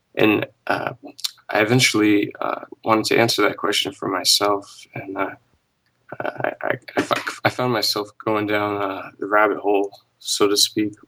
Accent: United States; I was born here in the U S

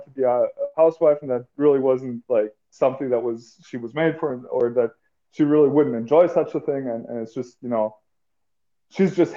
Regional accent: Germany; I'm from Germany

